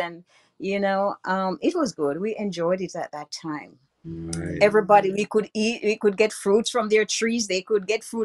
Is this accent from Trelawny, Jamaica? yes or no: yes; Bunker's Hill, Trelawny, Jamaica; also born or lived in Montego Bay, Jamaica; I was born in Bunker's Hill, Trelawney, Jamaica, West Indies